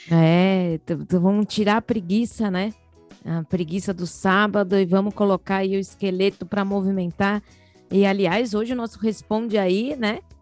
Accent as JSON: {"language": "Portuguese", "region": "São Paulo", "country": "Brazil", "said": "Nós somos de São Paulo, capital"}